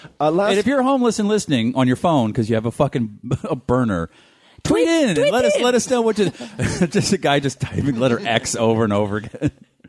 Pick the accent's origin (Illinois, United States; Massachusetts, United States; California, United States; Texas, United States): Massachusetts, United States; Boston; growing up in Boston